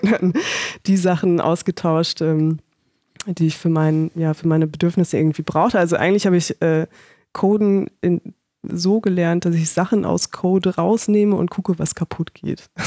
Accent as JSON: {"language": "German", "town": "Paderborn", "region": "North Rhine-Westphalia", "country": "Germany", "also_born_or_lived": "Konstanz", "moved": "as an adult", "lives_now": "Berlin, Germany", "said": "ich komme aus Paderborn"}